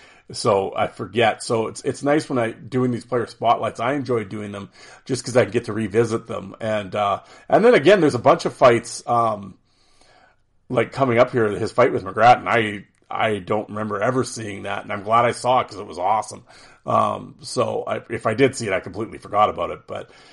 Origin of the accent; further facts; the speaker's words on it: Saskatchewan, Canada; But we talk about, growing up in Saskatchewan, playing for the Saskatoon Contacts.